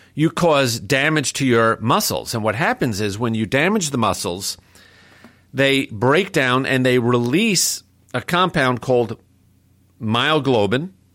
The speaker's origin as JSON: {"language": "English", "town": "New York City", "region": "New York", "country": "United States", "tie": "born or raised there", "said": "growing up in New York City"}